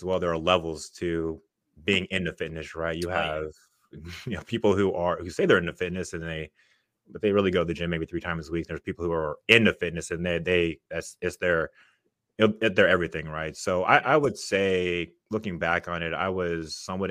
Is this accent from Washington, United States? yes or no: yes; Seattle, Washington, United States; moved away as an adult; now in Dallas, United States; I'm from originally from Seattle, Washington.